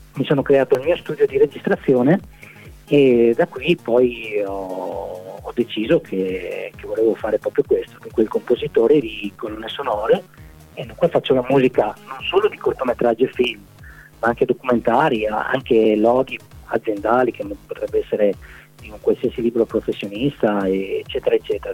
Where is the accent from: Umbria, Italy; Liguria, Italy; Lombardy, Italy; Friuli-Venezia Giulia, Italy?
Friuli-Venezia Giulia, Italy; Maniago; io sono di Maniago